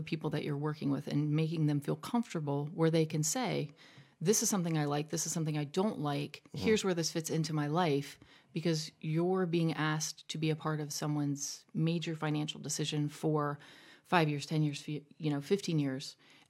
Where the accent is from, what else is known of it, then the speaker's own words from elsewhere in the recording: Zanesville, Ohio, United States; also born or lived in Illinois; I was born in Illinois, a military family, so we actually moved here when I was pretty young. I grew up in Zanesville, also known as Zanes Vegas